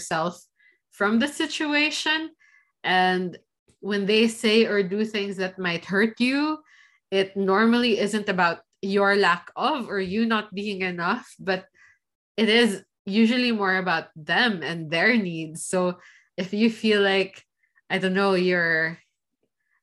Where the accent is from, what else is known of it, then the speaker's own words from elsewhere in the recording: Philippines; now in Switzerland; the society I was raised in, like, with growing up in the Philippines